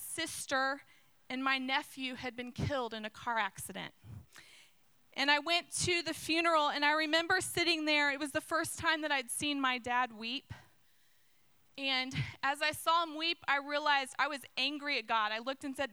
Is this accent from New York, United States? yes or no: no; Zionsville, Indiana, United States; I grew up in Zionsville